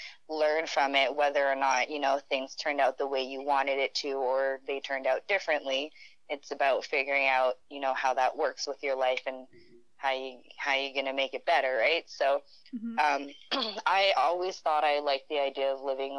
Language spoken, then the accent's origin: English; Sudbury, Ontario, Canada; first language French; English is a second language; moved away as an adult; also born or lived in Wuhan, China / Azilda, Ontario; now in Calgary, Canada; I grew up in Sudbury, Ontario, so a little more north, but a little French kind of community, and so French is my first language